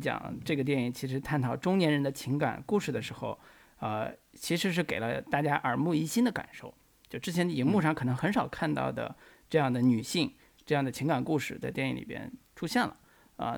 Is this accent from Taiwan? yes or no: no; northern China, China; 我们北方方言，比如说北方官话，或者是东北话